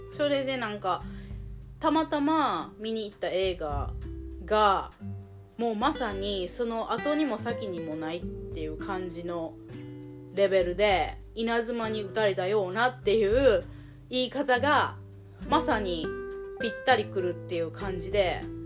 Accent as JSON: {"language": "Japanese", "region": "Shikoku", "country": "Japan", "tie": "born or raised there", "also_born_or_lived": "United States", "moved": "as an adult", "said": "私の田舎の四国の方で子供を産んだりして生活を始めた"}